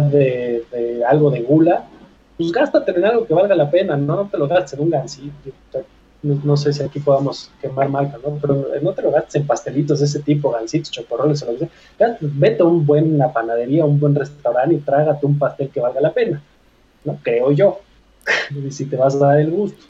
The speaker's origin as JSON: {"language": "Spanish", "country": "Mexico", "said": "como mexicanos"}